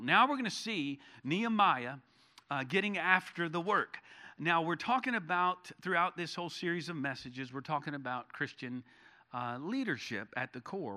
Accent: Charlotte, North Carolina, United States; now in Texas, United States; when I was growing up in North Carolina, in Charlotte, uh, as a kid

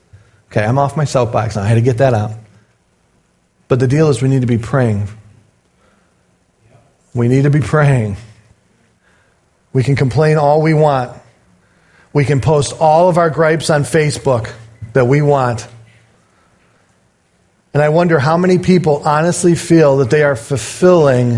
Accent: United States; as an American

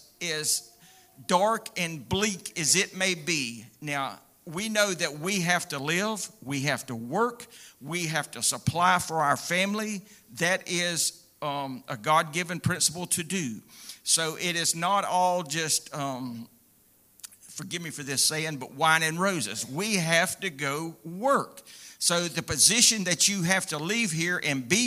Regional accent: United States; I'm proud to be an American. I really am

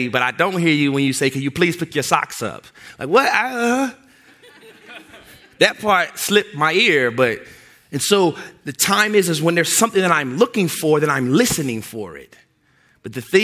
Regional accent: Louisville, Kentucky, United States; moved away; also born or lived in southern Indiana; I grew up in Louisville, Kentucky, there's ways in which we talk in Louisville, Kentucky

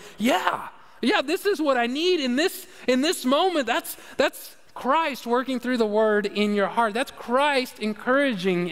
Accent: United States; I'm from America

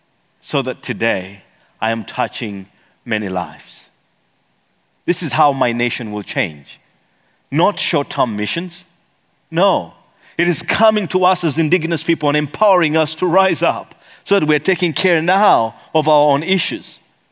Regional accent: Eastern Region, Uganda; See, I come from the Bagisu tribe, and the Bagisu tribe, this is how we do it.

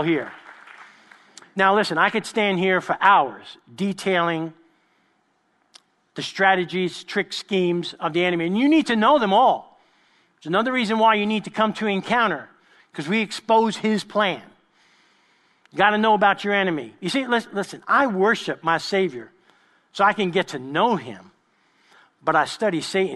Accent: New York, United States; I grew up with them in East Harlem in New York

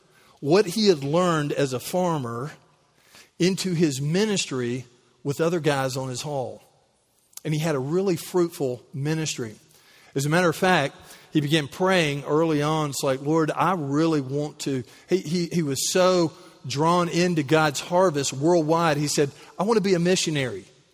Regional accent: United States; It's like, you know, I'm from Callaway County.

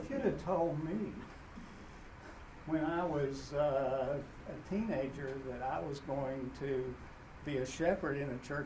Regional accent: Waverly, Tennessee, United States; I grew up in Waverly, Tennessee. And in town, the, uh, the Protestants all were friendly with each other, and the Church of Christ was all somewhere

